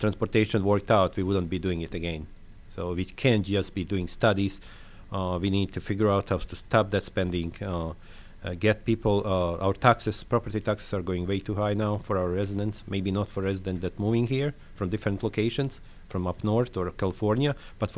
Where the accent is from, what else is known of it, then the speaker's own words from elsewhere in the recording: Bosnia & Herzegovina; accent: French; English is a second language; moved away as an adult; also born or lived in Slovenia / Yugoslavia; now in Lilburn, United States; That I was living in is Bosnia. Bosnia, I'm Croatian, nationality from Bosnia, born in Slovenia